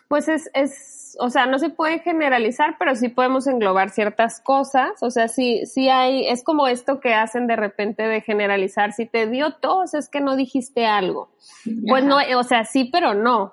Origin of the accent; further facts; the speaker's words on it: Sinaloa, Mexico; moved away; yo me crié en Sinaloa y allá a lo chido que decimos aquí en México como padre, se le dice chilo